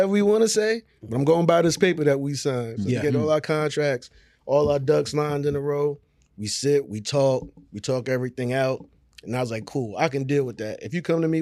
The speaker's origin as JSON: {"language": "English", "area": "Long Island", "region": "New York", "country": "United States", "moved": "as an adult", "lives_now": "Houston, United States", "said": "I'm originally from New York"}